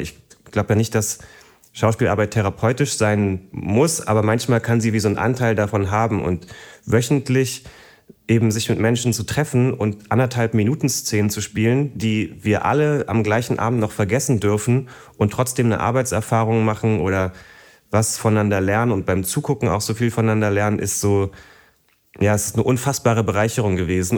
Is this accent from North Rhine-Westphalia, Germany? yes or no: no; Berlin, Germany; ich bin ja praktisch im Osten aufgewachsen